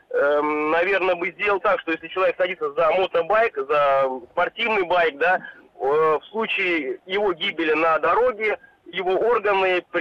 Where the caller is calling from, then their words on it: Saint Petersburg, Russia; Я из Петербурга.